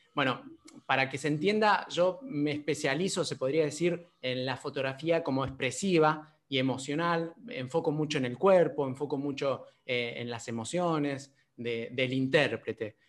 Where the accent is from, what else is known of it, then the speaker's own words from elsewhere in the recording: San Luis, Argentina; moved away; yo soy de San Luis, de San Luis Capital, eh, allá no estudié nada de teatro, salvo eh, títeres, porque bueno, mi mamá es títera. entonces bueno, desde ahí, de los 10, 11 años ya hacía títeres